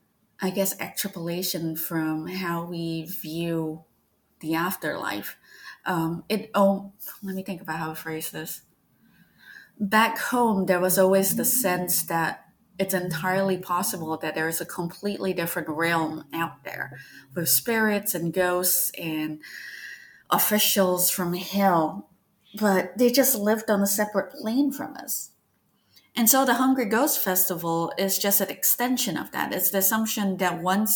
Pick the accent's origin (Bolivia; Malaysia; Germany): Malaysia; moved away; growing up in Malaysia